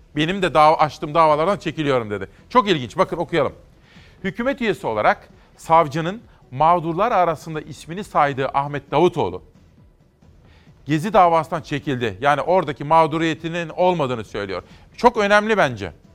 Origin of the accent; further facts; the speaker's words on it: Simav, Kütahya, Turkey; ben Kütahya Simav'da doğup büyüdüm